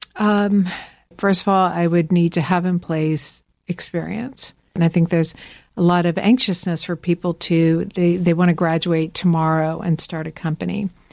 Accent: Georgia, United States; also born or lived in Midwest; now in Greenwich, Connecticut, United States; I'm from the South

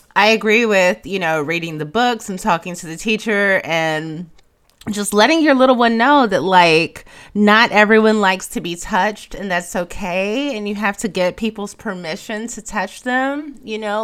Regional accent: Chicago, Illinois, United States; moved away; I'm from Chicago

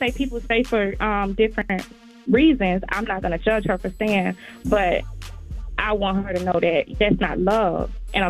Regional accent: Florida, United States; I'm from Florida.

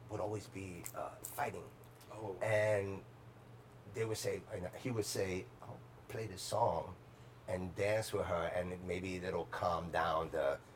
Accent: New York City, New York, United States; I grew up in the Bronx

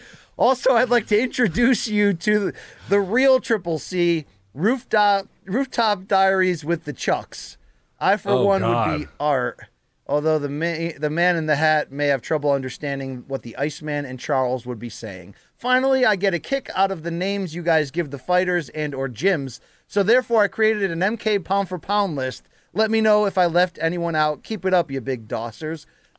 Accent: Australia; You make my Tuesdays, Thursdays, and Saturdays because I'm from Australia

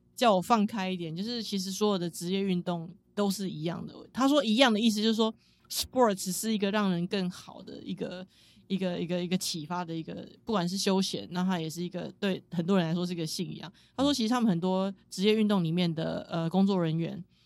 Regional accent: Taiwan; 我是从台湾来的

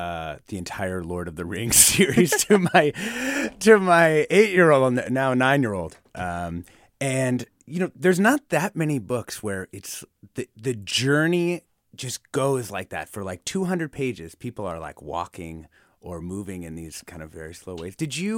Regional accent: Guatemala; accent: Guatemalan; moved away as an adult; now in California, United States; It's only when I speak to my family or friends back home that I speak like a chapina. It's sometimes embarrassing to hear from another Guatemalan that I don't sound Guatemalan anymore.

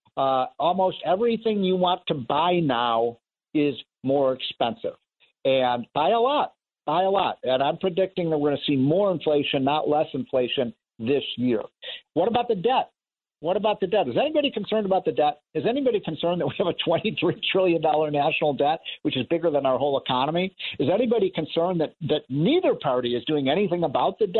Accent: Chicago, Illinois, United States; moved away; I'm from Chicago

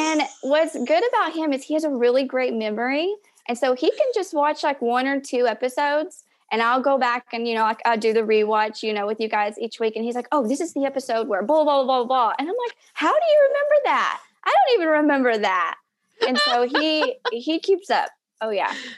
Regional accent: Knoxville, Tennessee, United States; I'm from Knoxville, Tennessee

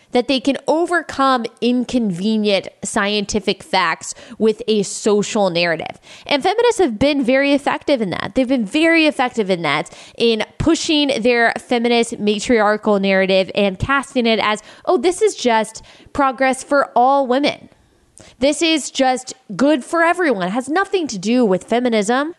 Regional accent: Texas, United States; moved away; also born or lived in South Carolina; I grew up in Texas

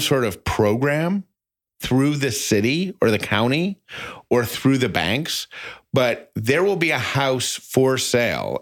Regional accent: Syracuse, New York, United States; I'm from Syracuse, New York

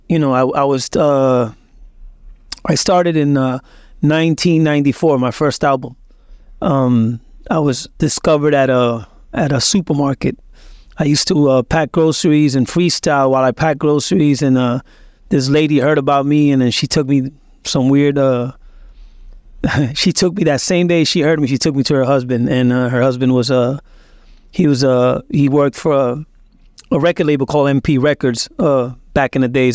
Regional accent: Puerto Rico; also born or lived in Lawrence, Massachusetts, United States; he just took us as a fugitive to Puerto Rico to raise us

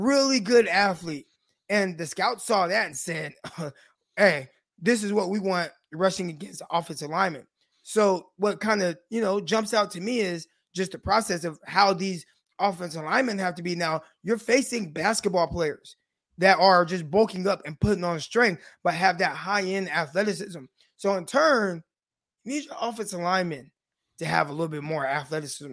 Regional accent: Stockton, California, United States; I'm from Stockton, California

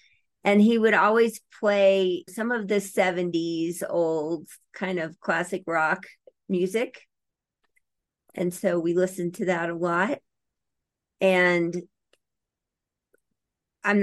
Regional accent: Louisiana, United States; moved away as an adult; also born or lived in Colorado; I grew up in Louisiana. And after college, I moved to Colorado.

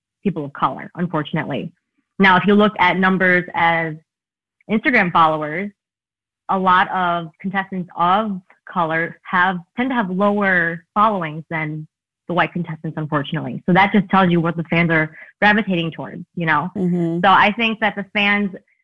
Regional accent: New York, United States; I'm a New Yorker

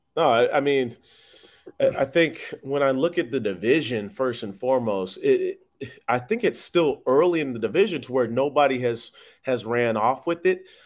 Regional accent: Tampa, Florida, United States; I'm from Tampa

